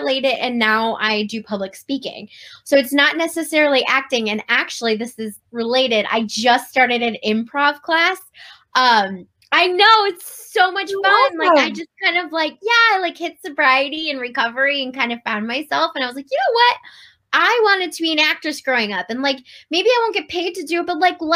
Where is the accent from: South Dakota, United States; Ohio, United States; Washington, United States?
Ohio, United States; Cleveland; moved away as an adult; now in Virginia, United States; I moved from Virginia back to my hometown of Cleveland